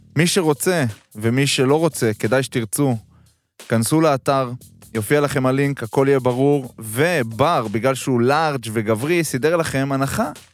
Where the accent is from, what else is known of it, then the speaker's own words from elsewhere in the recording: Haifa, Haifa District, Israel; moved away; גם אני חיפאי במקור